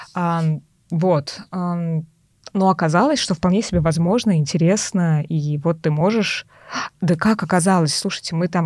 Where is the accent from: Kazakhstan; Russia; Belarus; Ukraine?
Russia; Tolyatti, Samara Oblast; я из Тольятти, Тольятти